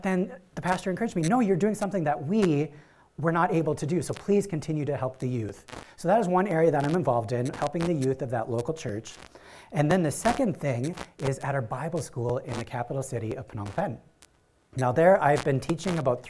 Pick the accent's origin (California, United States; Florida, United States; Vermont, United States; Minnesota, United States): Minnesota, United States; Iron Range, northern; moved away as an adult; now in Cambodia; I grew up in northern Minnesota on the Iron Range.